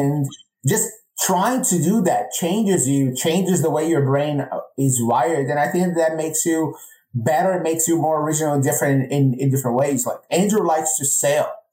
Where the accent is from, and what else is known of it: Brazil; moved away as an adult; now in United States